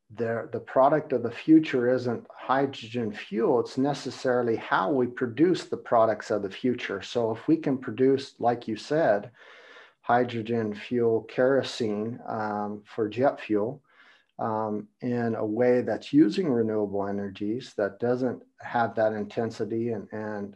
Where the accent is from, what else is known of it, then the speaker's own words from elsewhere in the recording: United States; I'm from America and I have businesses and productions all over the world